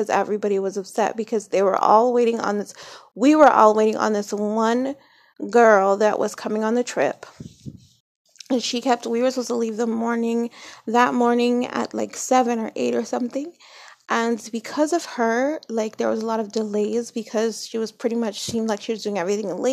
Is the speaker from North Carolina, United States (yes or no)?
no; New Jersey, United States; I grew up in Jersey